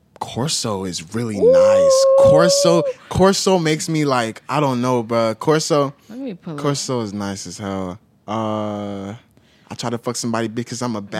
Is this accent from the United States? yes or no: yes; Katy, Texas, United States; So I grew up in Katy, Texas.